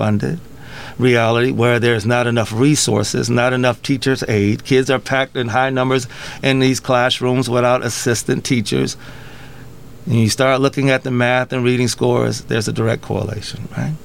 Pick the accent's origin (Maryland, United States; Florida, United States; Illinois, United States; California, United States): Illinois, United States; Rock Island; also born or lived in Davenport / Bettendorf / Moline / East Moline; I grew up in Rock Island. I've lived in almost every city of the Quad Cities